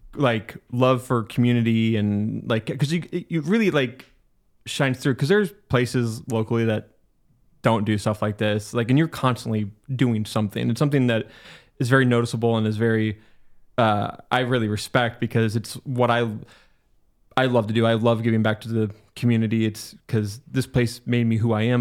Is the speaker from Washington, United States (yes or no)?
yes; Mead, Washington, United States; also born or lived in Spokane / Millwood; I grew up in Mead, and like there's a good community at like in Mead and Mount Spokane